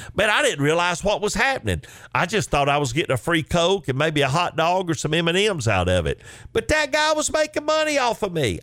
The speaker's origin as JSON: {"language": "English", "town": "Chickamauga", "region": "Georgia", "country": "United States", "tie": "born or raised there", "said": "a young boy growing up in Chickamauga, Georgia"}